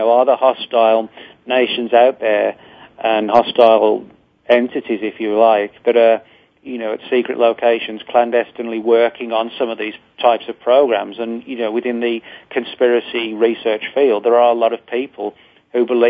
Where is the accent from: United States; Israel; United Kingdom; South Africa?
United Kingdom; England; Porton Down in England, where I'm from. Well, I should say from England